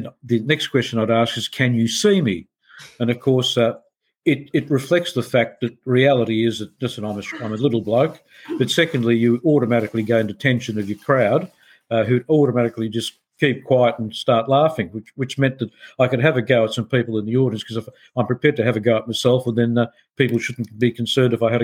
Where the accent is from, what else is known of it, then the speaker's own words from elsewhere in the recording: Egypt; also born or lived in Milan, Italy; now in Australia; I'm a 5'2" tall Egyptian-born Sicilian-Australian